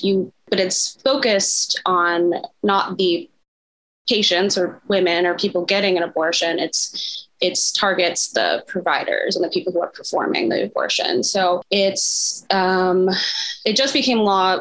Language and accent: English; Midwest, United States; I'm from the Midwest, um, born and raised